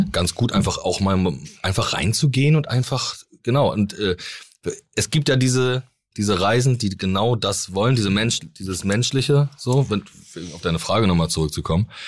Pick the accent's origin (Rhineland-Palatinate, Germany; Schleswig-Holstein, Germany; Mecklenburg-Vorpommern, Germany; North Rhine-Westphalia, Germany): Mecklenburg-Vorpommern, Germany; haben praktisch in, bei uns in MacPom alle großen Seen von Müritz bis Plau am See, sind tausende Seen.